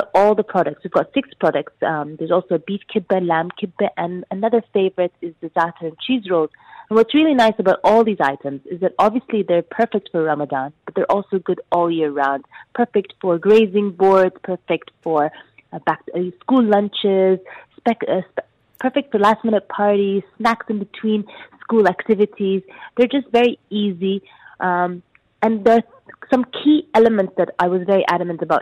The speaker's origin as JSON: {"language": "English", "country": "Sudan", "tie": "born or raised there", "moved": "yes", "said": "Growing up in Sudan"}